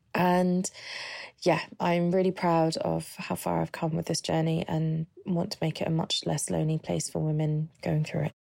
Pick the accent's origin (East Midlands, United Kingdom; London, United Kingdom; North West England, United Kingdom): London, United Kingdom; I'm from London